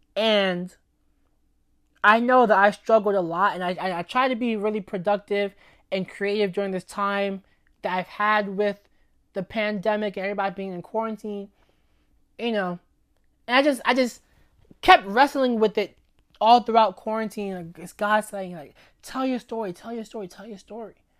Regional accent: New York City, New York, United States; also born or lived in Lafayette, Indiana; raised in New York City my entire life

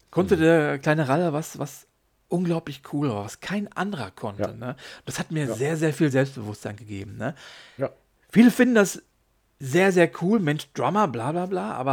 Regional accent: Hattingen, North Rhine-Westphalia, Germany; also wir kommen aus Hattingen, können wir gerne mal unseren

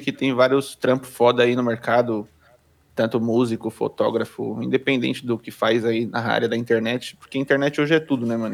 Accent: São Bernardo do Campo, São Paulo, Brazil; sou de São Bernardo do Campo, São Paulo

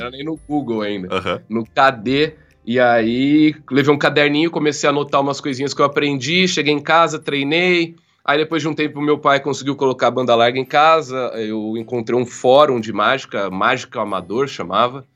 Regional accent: Jaú, São Paulo, Brazil; eu sou de Jaú, interior de São Paulo

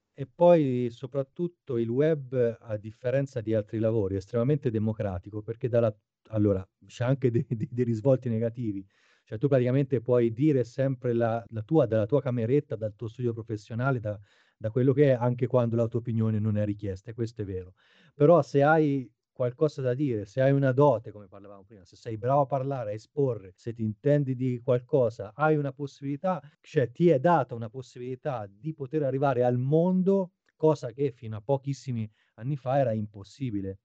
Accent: Arezzo, Tuscany, Italy; moved away as an adult; now in Japan; sono nato ad Arezzo, in eh, Toscana, nel 1980

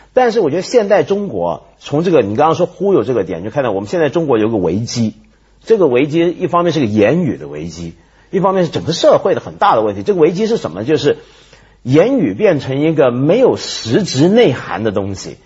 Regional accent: Taiwan; now in Hong Kong; 我记得我小时候在台湾嘛

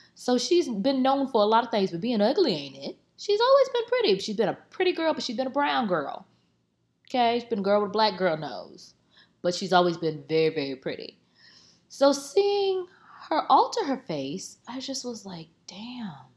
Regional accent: Tampa, Florida, United States; I'm from Tampa, it's Drop City.

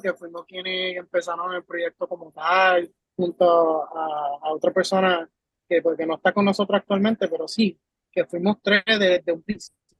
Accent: United States; now in Puerto Rico; yo no soy puertorriqueño como tal, porque yo nací en Estados Unidos, pero llevo ya más de 15 años en la isla. So, me, me identifico mucho con lo que es ser puertorriqueño, vivir las cosas junto a, los puertorriqueños. Pero este, yo me crié allá afuera

